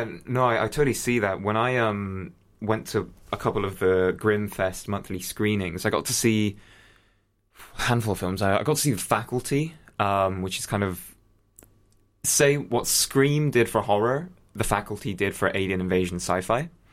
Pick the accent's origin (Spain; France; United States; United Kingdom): Spain; first language English; I grew up in Spain